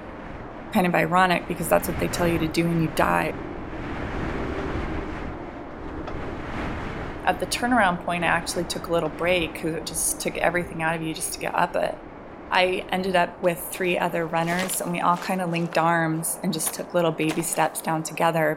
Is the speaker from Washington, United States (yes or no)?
yes; Seattle, Washington, United States; I grew up in Seattle where I was used to rain